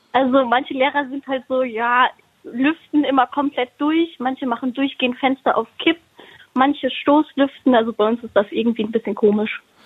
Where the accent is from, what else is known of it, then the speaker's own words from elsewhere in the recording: Siegen, North Rhine-Westphalia, Germany; Ich bin 14 und komme aus oh. Eisern.